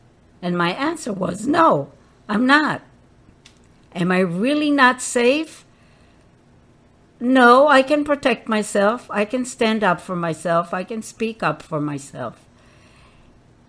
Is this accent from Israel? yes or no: yes; Israel; I grew up in Israel when Israel was just starting as a country